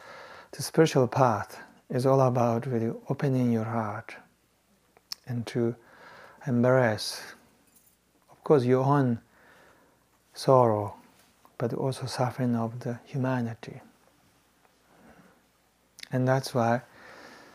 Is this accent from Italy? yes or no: no; Tibet, China; moved away; I grew up in Tibet